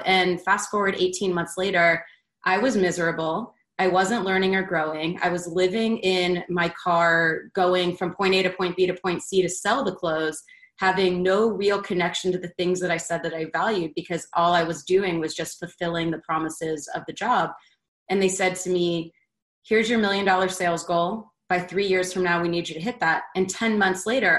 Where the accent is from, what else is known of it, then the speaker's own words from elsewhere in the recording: Baltimore, Maryland, United States; also born or lived in Philadelphia, Pennsylvania; now in Atlanta, United States; I grew up originally in Philadelphia and then moved to Baltimore in fifth grade